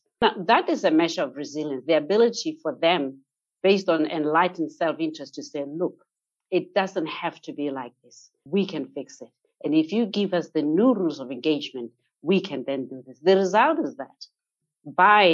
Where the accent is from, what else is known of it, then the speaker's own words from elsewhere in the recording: Botswana; here in my home country, Botswana.